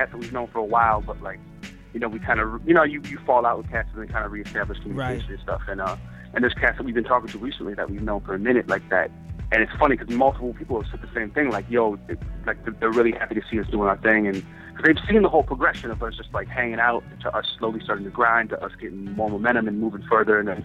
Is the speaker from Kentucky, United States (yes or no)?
no; Wisconsin, United States; moved away; also born or lived in New York; I came from Wisconsin, I was a little bit looser about certain things